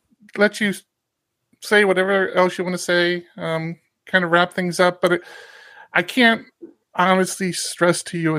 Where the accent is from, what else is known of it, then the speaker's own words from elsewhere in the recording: United States; I'm American.